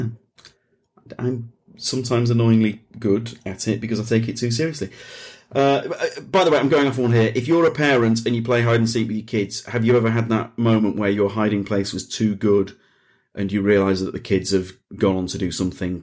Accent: Leeds, Yorkshire and the Humber, United Kingdom; now in London, United Kingdom; I'm from Leeds, which is a city. I moved from Leeds to London.

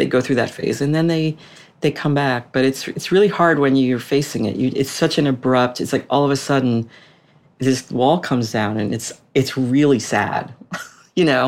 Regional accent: Boston, Massachusetts, United States; moved away as an adult; also born or lived in Washington, D.C.; we ended up living in my hometown

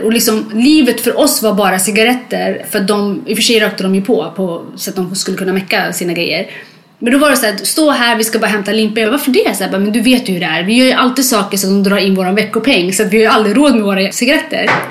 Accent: Sweden; born or raised there; also born or lived in Libya / Eritrea

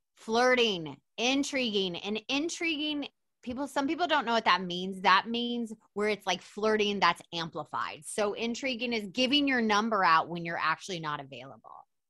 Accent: Atlanta, Georgia, United States; I'm from Atlanta

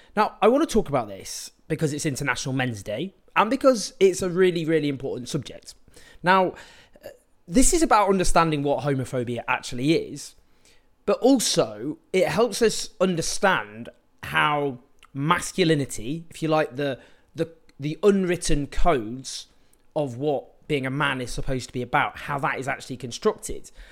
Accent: Stockport, North West England, United Kingdom; I grew up in Stockport in the nineteen nineties

